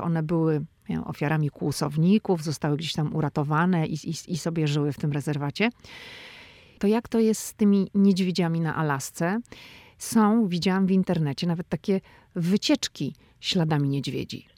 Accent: Szczecin, West Pomeranian Voivodeship, Poland; moved away as an adult; now in Washington, D.C., United States

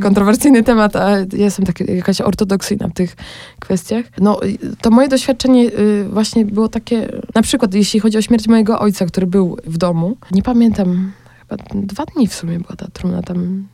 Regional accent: Olszyny, Poland; moved away as an adult; now in Bratislava, Slovakia; u mnie w Olszynach

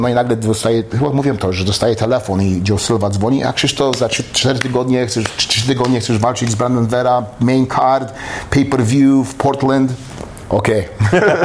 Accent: Poland; also born or lived in Montreal, Canada; now in United States; jestem Polakiem i jestem, jestem Kanadyjczykiem

